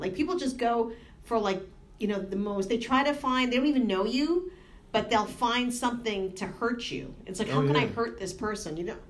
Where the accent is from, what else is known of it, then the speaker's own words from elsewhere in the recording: Boston, Massachusetts, United States; moved away as an adult; now in New Jersey, United States; I come from Boston where everybody says like Boston people are mean, like massholes. But honestly, I've lived here 4 years now.